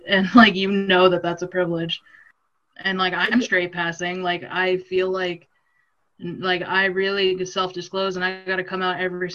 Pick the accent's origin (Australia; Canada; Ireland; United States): Canada; just outside of Edmonton, Alberta; I grew up just outside of Edmonton, so, like, a smaller town, but still, like, close to the city